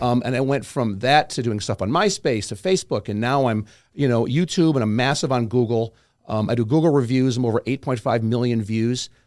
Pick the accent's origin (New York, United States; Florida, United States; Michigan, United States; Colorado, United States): New York, United States; I'm from New York